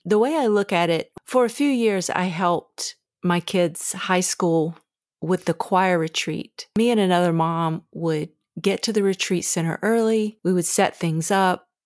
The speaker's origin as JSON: {"language": "English", "region": "the South", "country": "United States", "tie": "born or raised there", "said": "Growing up in the South"}